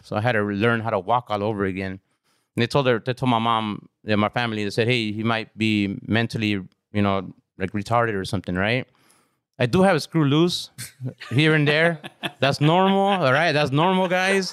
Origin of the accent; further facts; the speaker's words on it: Carson, California, United States; I grew up on Ravina Street.